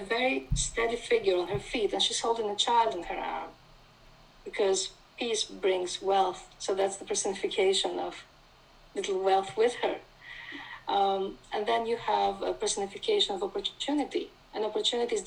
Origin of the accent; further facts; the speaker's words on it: Thessaloniki, Central Macedonia, Greece; I grew up in Thessaloniki, which is a beautiful city